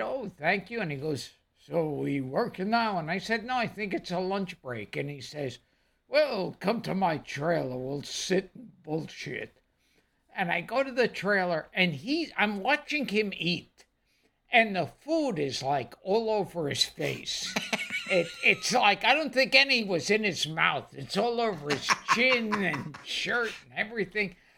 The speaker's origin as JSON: {"language": "English", "town": "New York City", "region": "New York", "country": "United States"}